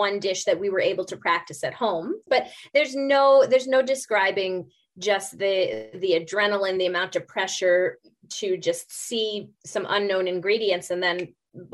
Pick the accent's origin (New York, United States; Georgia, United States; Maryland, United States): New York, United States; New York City; moved away as an adult; also born or lived in Buenos Aires, Argentina; now in Vernon, Canada; I'm a New Yorker, not born, but bred